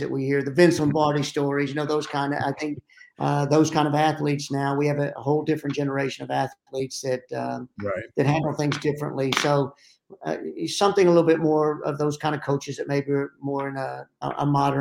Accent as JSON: {"language": "English", "region": "the South", "country": "United States", "accent": "Southern", "moved": "yes", "lives_now": "Pittsburgh, United States", "said": "I still have my Southern accent"}